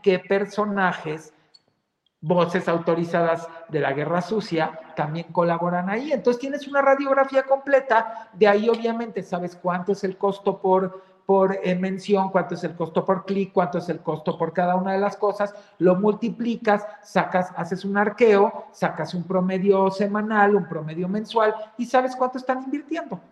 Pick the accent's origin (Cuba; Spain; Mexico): Mexico; Somos mexicanos, caramba, dentro y fuera de este país